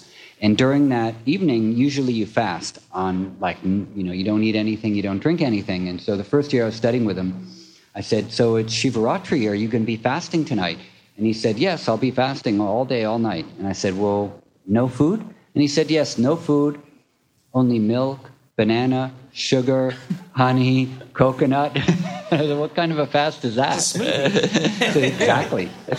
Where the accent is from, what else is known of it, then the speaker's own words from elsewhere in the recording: Manhattan, New York, United States; now in Brooklyn, United States; I grew up in Manhattan, and I was like, Brooklyn, are you fucking kidding me? No way.